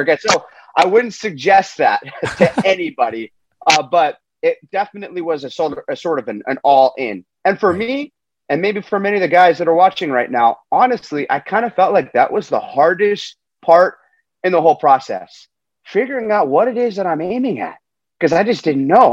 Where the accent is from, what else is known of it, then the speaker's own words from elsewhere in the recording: Huntington Beach, California, United States; I'm coming to you from Huntington Beach, uh, California, which is just my hometown